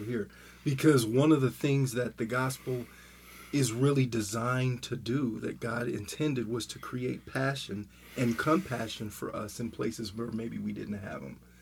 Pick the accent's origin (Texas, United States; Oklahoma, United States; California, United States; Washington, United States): California, United States; Southern; also born or lived in Denver, Colorado; I'm from Denver, but I live in Southern California. When I went to high school in Southern California